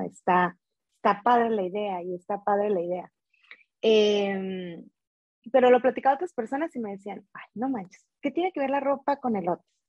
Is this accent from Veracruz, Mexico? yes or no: yes; Veracruz, Mexico; yo soy de Veracruz